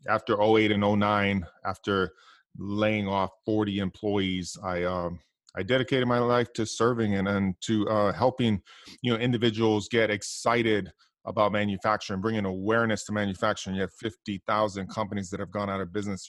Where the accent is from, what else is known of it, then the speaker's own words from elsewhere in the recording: Hawaii, United States; when I grew up, you know, I, I come from Hawaii